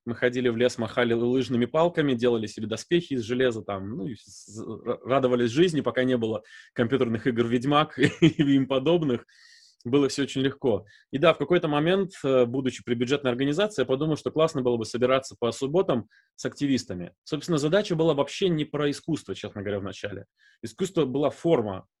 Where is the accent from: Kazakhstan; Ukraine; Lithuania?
Lithuania; Visaginas, Utena County; accent: Baltic; first language Russian; also born or lived in Novovoronezh, Russia; меня привезли в 87 году, мне было 4 годика. Мы приехали из Нововоронежа